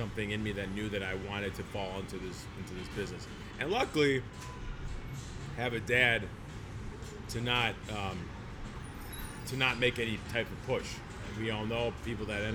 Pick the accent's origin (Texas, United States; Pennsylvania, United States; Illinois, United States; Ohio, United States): Illinois, United States; Chicago; I literally, like you said, grew up in my dad's restaurant, which is from where we are right now